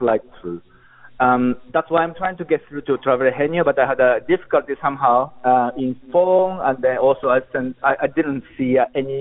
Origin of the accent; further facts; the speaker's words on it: Japan; moved away as an adult; also born or lived in Europe / Netherlands; That's my home country.